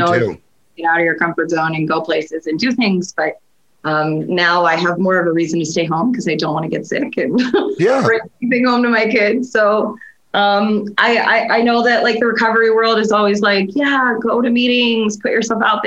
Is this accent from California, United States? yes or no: no; South Florida, United States; now in Pennsylvania, United States; I grew up in South Florida